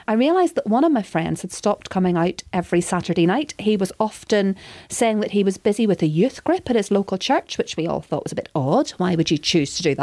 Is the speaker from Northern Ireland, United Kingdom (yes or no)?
yes; Northern Ireland, United Kingdom; I grew up in Northern Ireland. I was born in the 1970s, just outside Belfast